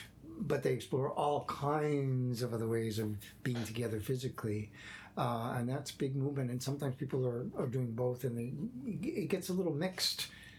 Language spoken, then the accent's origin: English; Quebec, Canada; Well, I come from Quebec.